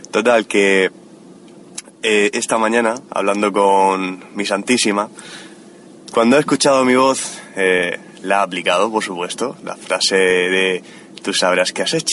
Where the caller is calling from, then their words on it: Murcia, Region of Murcia, Spain; Hola, sufridores. ¿Qué tal? … de Murcia.